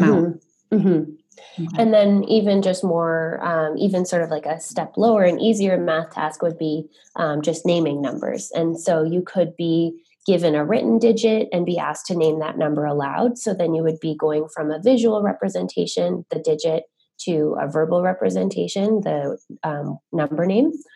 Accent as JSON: {"language": "English", "town": "Ottawa", "region": "Ontario", "country": "Canada", "said": "I'm originally from Ottawa"}